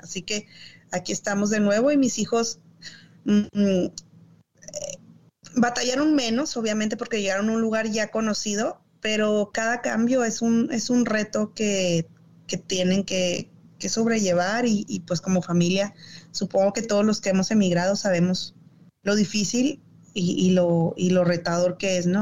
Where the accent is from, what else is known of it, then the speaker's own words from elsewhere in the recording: Chihuahua, Mexico; moved away as an adult; also born or lived in Durango / Ciudad Juárez / Mexico City / Monterrey; now in Michigan, United States; yo nací en Durango, eh, pero me crié en Chihuahua